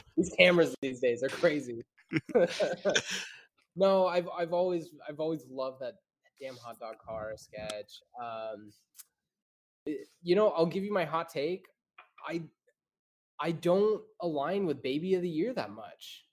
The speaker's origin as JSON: {"language": "English", "region": "Idaho", "country": "United States", "tie": "born or raised there", "moved": "as an adult", "lives_now": "North Carolina, United States", "said": "I grew up in Idaho my whole life"}